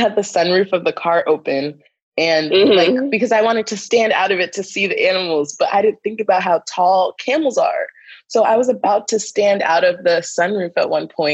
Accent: Northeast, United States; moved away; I'm from the Northeast

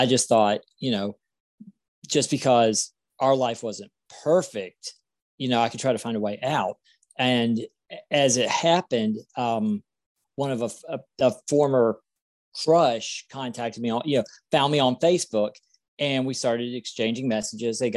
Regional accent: South Carolina, United States; I'm from South Carolina and I'm 44 years old.

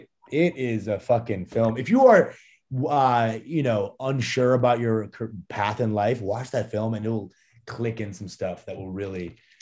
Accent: Canada; born there; and I was born in Canada on a farm.

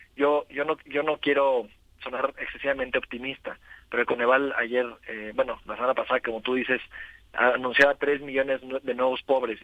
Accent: Morelos, Mexico; en el estado de Morelos

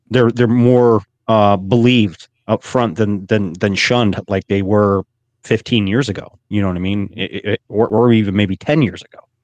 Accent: Pennsylvania, United States; my home state

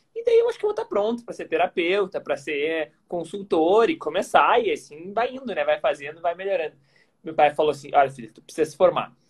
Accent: Porto Alegre, Rio Grande do Sul, Brazil; sou de Porto Alegre

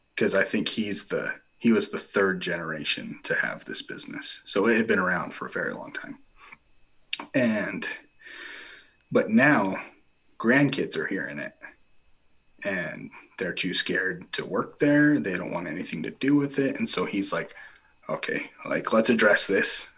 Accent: Millard County, Utah, United States; we have the largest county in Utah. It's Millard County. There's ten thousand people in the entire county, and there's like two thousand three hundred in my my hometown

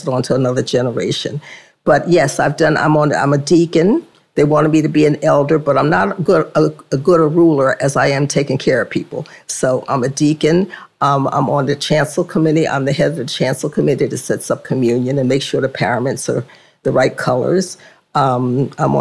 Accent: Princeton, New Jersey, United States; I grew up on Old Clay Street until they built the Clay Street that's there now

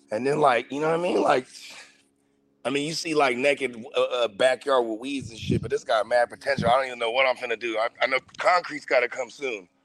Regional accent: Philippines; see, I'm Filipino, bro, and like every every Filipino household I've ever been a part of, we had what we call the gridge, the garage fridge.

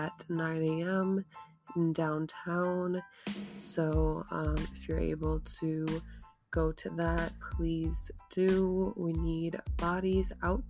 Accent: Minnesota, United States; I'm not from Brooklyn Center, but, you know, from Minnesota, very close by Brooklyn Center

